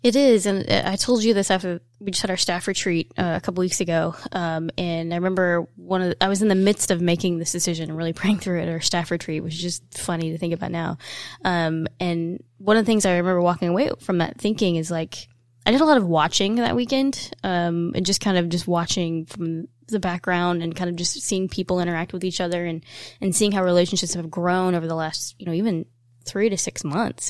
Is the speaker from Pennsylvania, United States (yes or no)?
no; Evansville, Indiana, United States; we're from Evansville and Indiana